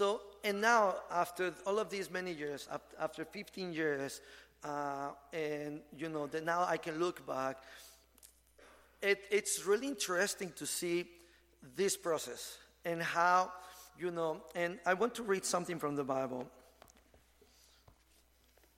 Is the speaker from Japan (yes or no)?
no; Mexico City, Mexico; moved away; also born or lived in Ensenada, Mexico; I'm from Mexico City. So when I moved to Ensenada area